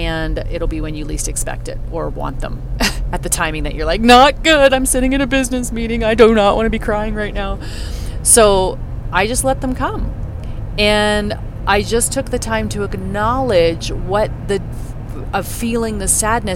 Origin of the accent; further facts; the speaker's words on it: Canada; I grew up in Canada